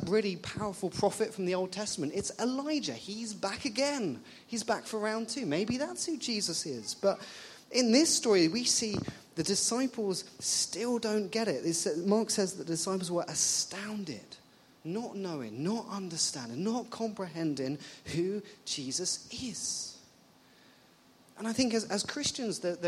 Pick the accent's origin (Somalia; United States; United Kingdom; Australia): United Kingdom; England; moved away as an adult; now in Ottawa, Canada; I'm not Canadian. I'm from England.